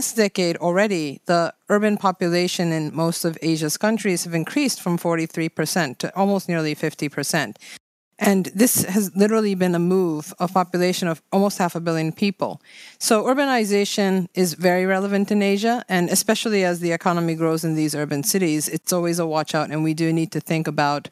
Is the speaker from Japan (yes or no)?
yes; Japan; I am from Japan